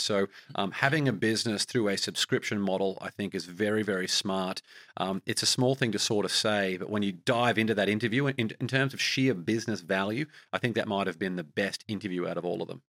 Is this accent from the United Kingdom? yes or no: no; Australia; as an Australian